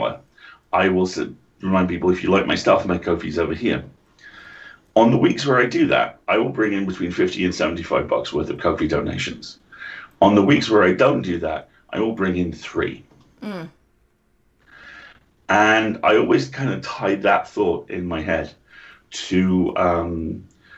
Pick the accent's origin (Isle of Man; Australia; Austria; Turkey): Isle of Man; moved away; I grew up on the Isle of Man